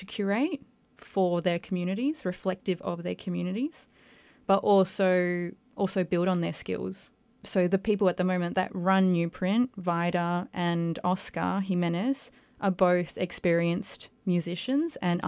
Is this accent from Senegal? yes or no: no; Perth, Western Australia, Australia; I'm also first generation Australian, so we have that in common. So I'm Chilean Australian, and I think my experience is quite different. I grew up in a big Chilean community in Perth